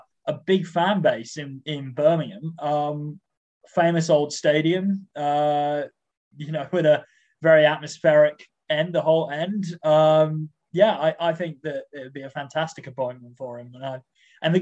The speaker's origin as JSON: {"language": "English", "country": "Australia", "said": "I'm an Australian"}